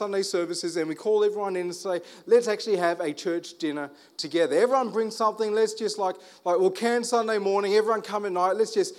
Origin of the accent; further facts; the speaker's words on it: Armidale, New South Wales, Australia; I'm from Armidale. You can talk me down.